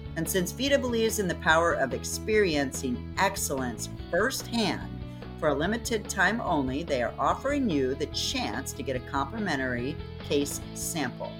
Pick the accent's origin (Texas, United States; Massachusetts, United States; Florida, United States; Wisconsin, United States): Florida, United States; We're in beautiful Tampa, my home state.